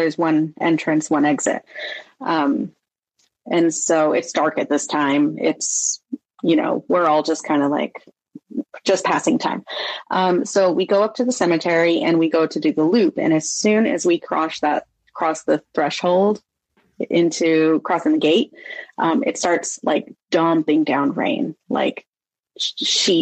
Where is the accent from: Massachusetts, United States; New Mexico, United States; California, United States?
California, United States; Sonora; I grew up in Sonora, California, which is like a mining town